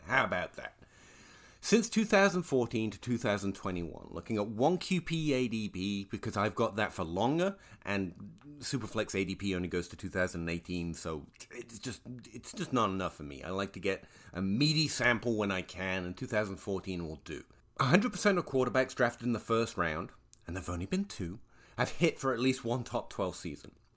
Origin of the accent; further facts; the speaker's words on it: England, United Kingdom; I am an Englishman who was once a schoolchild